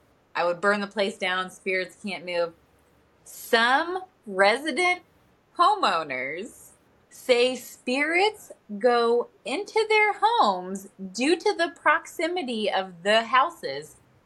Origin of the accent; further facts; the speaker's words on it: Ohio, United States; the area where we grew up in Ohio.